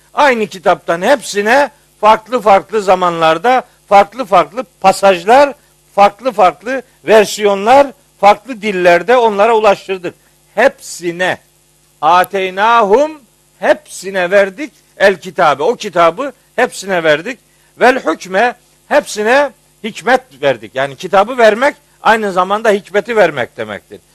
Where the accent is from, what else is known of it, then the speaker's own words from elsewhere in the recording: Trabzon, Turkey; ben biraz Trabzonluluktan biraz övünüyorum.